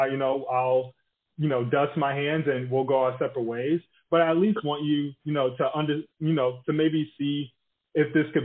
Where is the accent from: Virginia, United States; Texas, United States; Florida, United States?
Florida, United States; Tallahassee; now in San Francisco, United States; I'm originally from Tallahassee, but we go there all the time